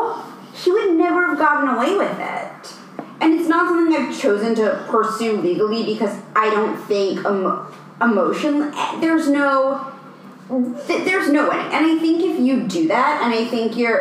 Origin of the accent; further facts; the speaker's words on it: New York City, New York, United States; I'm from New York City